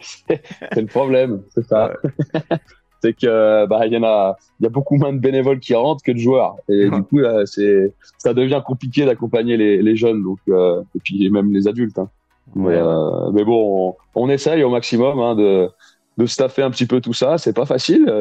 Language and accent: French; Lyon, Auvergne-Rhône-Alpes, France; je suis né à Lyon et j'habite dans la région lyonnaise depuis tout petit